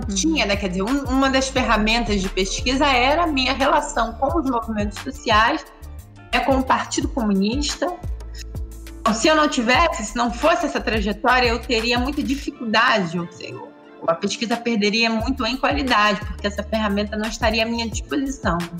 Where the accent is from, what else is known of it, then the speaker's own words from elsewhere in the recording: Rio de Janeiro, Brazil; eu nasci no Engenho da Rainha, que é uma comunidade do subúrbio carioca